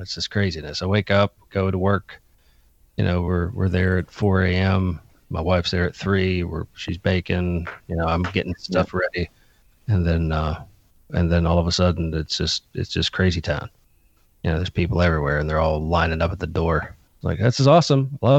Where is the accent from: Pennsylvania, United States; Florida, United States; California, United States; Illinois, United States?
Pennsylvania, United States; Pittsburgh; I was born and raised in Pittsburgh